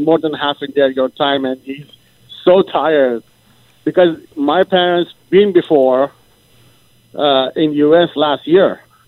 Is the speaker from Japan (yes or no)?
yes; Japan; English is a second language; moved away as an adult; also born or lived in Tehran, Iran; now in Canada; I am a grow up in Japan, 22 years, and I came from Japan